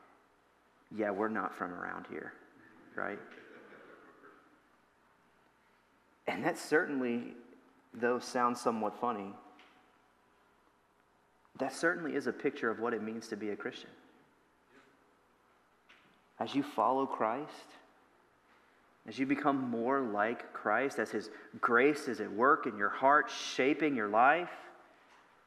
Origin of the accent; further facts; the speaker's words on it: Louisiana, United States; moved away as an adult; now in Ohio, United States; my wife and I moved up here from Louisiana. That's where we're originally from